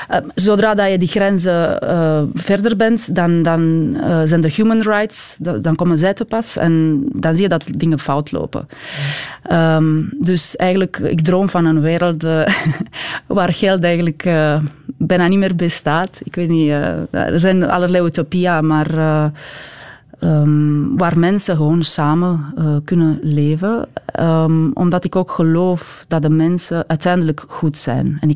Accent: Belgium; wij de Belgen, hè? ik ben ook Belg

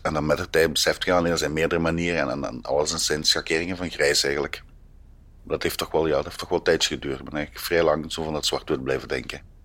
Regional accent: Vlijtingen, Flanders, Belgium; now in Antwerp, Belgium; Ik ben geboren in Vleitingen en voor mij is dat de plek waar het allemaal begonnen is

